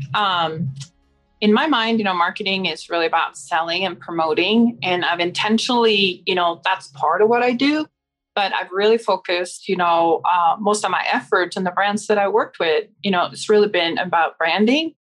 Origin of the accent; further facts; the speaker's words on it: Stockholm, Stockholm County, Sweden; I grew up in Stockholm